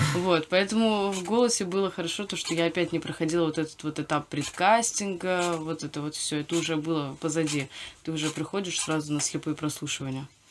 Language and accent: Russian; Moscow, Russia; Я родилась и выросла в Москве